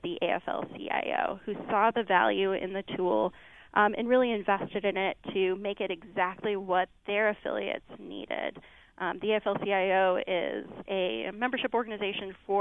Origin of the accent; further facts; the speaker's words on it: Minneapolis, Minnesota, United States; moved away as an adult; back to Minneapolis, my hometown